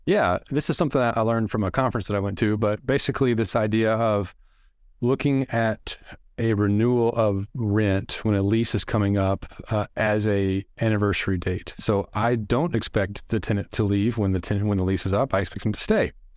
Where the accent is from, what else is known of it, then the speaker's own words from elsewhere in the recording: Arkansas, United States; I'm from Arkansas